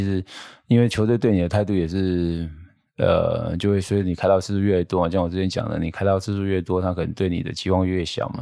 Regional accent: Taiwan; 我们台湾

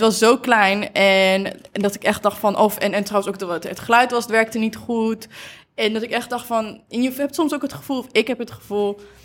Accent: Achterhoek, Gelderland, Netherlands; moved away; ik kom uit Achterhoek

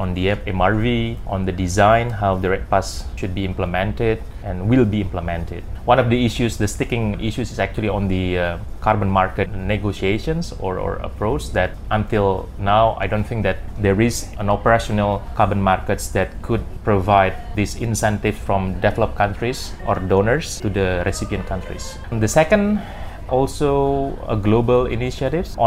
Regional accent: Indonesia; also born or lived in Central Kalimantan / East Kalimantan; I grew up in Kalimantan, so I spent my childhood in Central Kalimantan, and then we moved to East Kalimantan

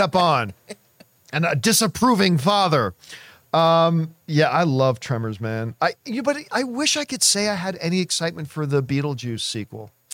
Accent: Canada; now in United States; I am Canadian

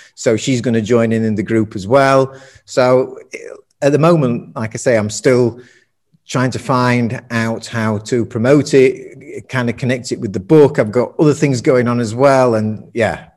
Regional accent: Sheffield, Yorkshire and the Humber, United Kingdom; also born or lived in Germany; now in Tenerife, Spain; I'm from, as you can probably tell, I'm from Sheffield, north of England, working class town, steel city

